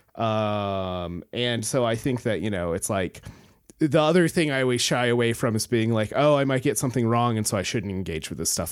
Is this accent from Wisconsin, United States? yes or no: no; Alaska, United States; I come from Alaska